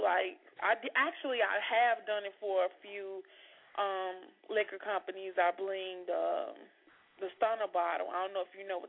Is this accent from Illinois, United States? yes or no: yes; Chicago, Illinois, United States; moved away as an adult; now in Indiana, United States; I'm in Indiana. I just moved to Indiana, but I'm from Chicago, and I'm back and forth.